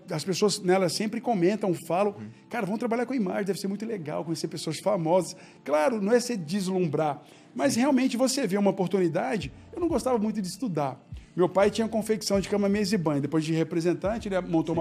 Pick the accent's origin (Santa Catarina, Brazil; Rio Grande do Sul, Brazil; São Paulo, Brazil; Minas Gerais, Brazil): Minas Gerais, Brazil; Belo Horizonte; eu nasci em Belo Horizonte